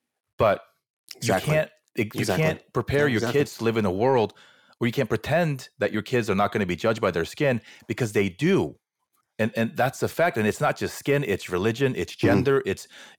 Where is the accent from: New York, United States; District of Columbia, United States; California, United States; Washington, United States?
California, United States; Fullerton; I grew up in Fullerton, right? It's super Korean.